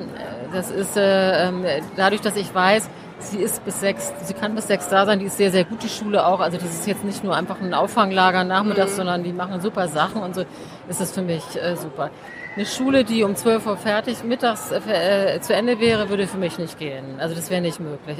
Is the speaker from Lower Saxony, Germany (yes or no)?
no; Hamburg, Germany; now in Berlin, Germany; wir haben jetzt wenig Familie in Berlin und so. Ich bin ja aus Hamburg